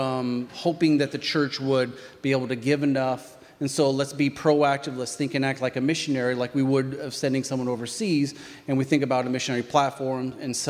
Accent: rural Iowa, United States; I grew up in Iowa, not just Iowa, but rural Iowa

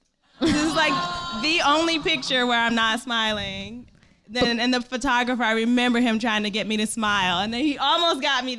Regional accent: Detroit, Michigan, United States; born or raised there

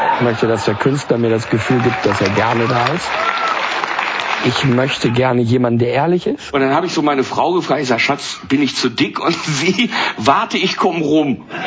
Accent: Germany; bei uns in Deutschland

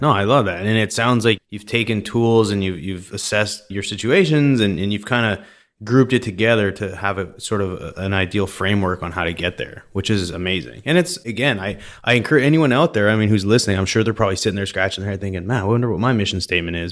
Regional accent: Vernon, British Columbia, Canada; I grew up in Vernon, in British Columbia

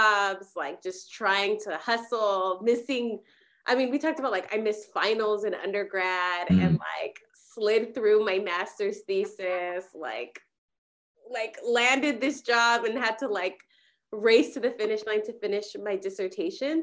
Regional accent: California, United States; born or raised there; also born or lived in Mexico

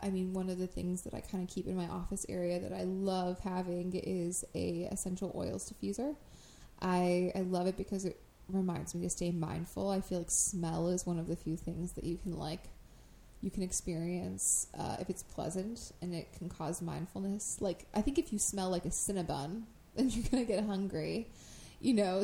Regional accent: Crystal Lake, Illinois, United States; the town that I grew up in in Crystal Lake

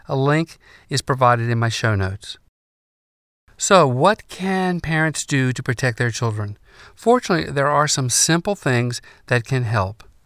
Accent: North Carolina, United States; In my home state of North Carolina

